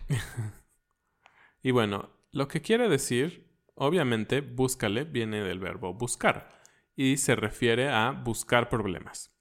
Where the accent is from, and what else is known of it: Mexico